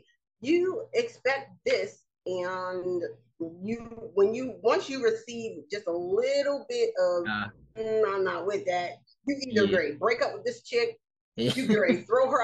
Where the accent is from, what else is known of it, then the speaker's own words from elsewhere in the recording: United States; being an American